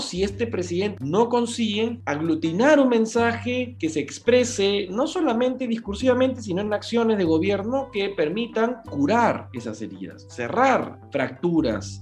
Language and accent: Spanish; Peru; los peruanos